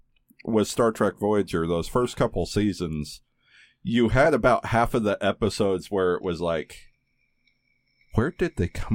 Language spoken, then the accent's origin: English; the South, United States; I grew up in the South.